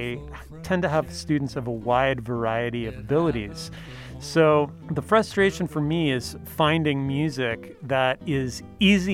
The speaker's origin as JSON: {"language": "English", "country": "Canada", "moved": "yes", "lives_now": "Riverside, United States", "said": "Ken Steele is a Canadian like me, though, well, actually both of us are dual citizens now, but we're both originally from Canada"}